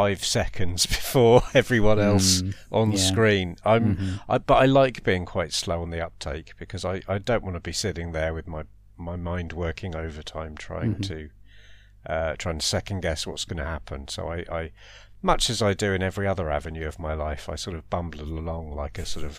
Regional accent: Colchester, East of England, United Kingdom; Then The Lodger was set in Colchester. I'm from Colchester. I'm in Colchester right now.

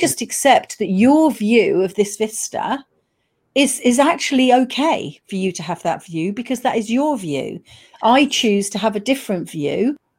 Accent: United Kingdom; we are reserved British people

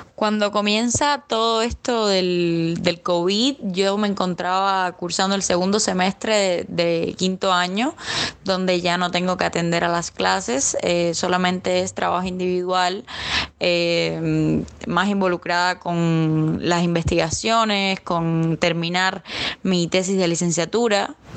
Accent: Havana, Cuba; Yo soy de La Habana

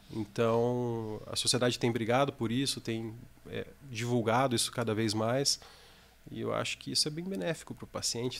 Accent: Joinville, Santa Catarina, Brazil; moved away as an adult; also born or lived in Rio de Janeiro; now in Curitiba, Brazil; eu sou natural de Joinville, estou com 36 anos agora

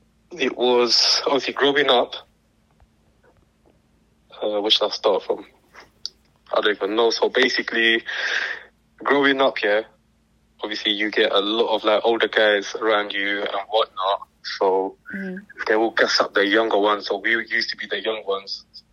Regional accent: London, United Kingdom; I'm my late 20s and I'm from East London.

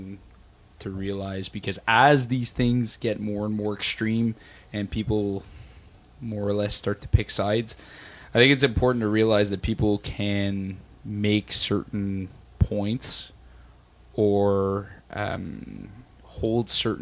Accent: Canada; as a Canadian

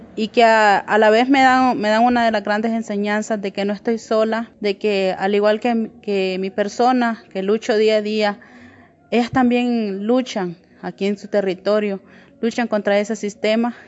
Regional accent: Honduras; como mujeres hondureñas

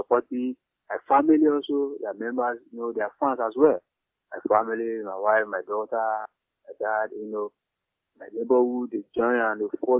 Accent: Nigeria; from Nigeria

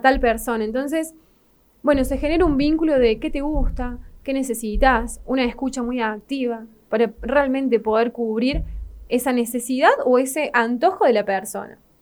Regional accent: Río Cuarto, Córdoba, Argentina; la ciudad donde nací, que es acá en Río Cuarto.

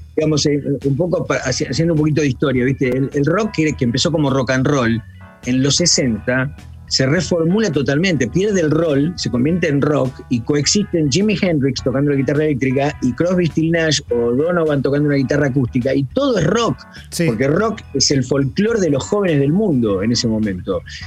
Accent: Argentina; moved away as an adult; also born or lived in United States; nunca me fui tampoco de Argentina, este, a Estados Unidos

